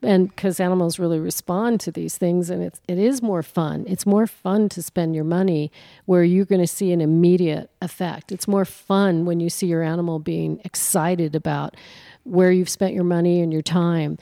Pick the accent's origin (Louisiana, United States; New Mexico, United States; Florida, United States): New Mexico, United States; also born or lived in Colorado; I'm from New Mexico